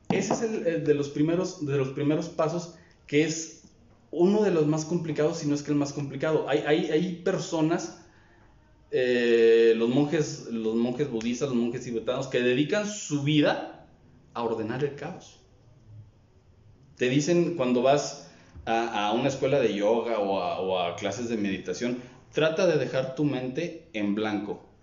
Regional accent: Durango, Mexico; regreso aquí a Durango, a mi tierra natal

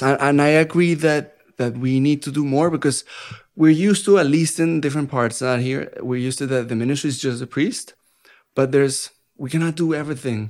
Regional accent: Bogotá, Colombia; English is a second language; moved away as an adult; now in Dallas, United States; I'm from Colombia, first country in South America

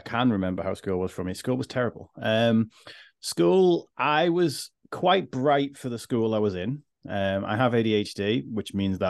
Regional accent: Liverpool, North West England, United Kingdom; my accent's a little bit softer than it used to be these days, but I am actually from Liverpool and I went to the 14th worst school in the country.

